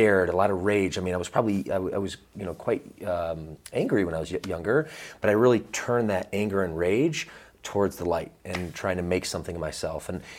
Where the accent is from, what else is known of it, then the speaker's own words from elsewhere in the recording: Georgia, United States; also born or lived in Michigan; But really, my first 10 years were in the state of Georgia. In fact, I used to talk like this when I was a little boy.